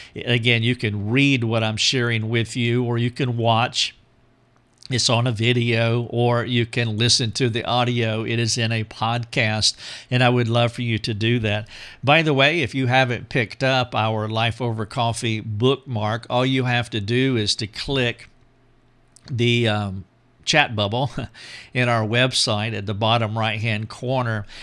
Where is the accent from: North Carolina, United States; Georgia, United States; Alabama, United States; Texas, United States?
North Carolina, United States; moved away as an adult; also born or lived in Greenville, South Carolina; my hometown in North Carolina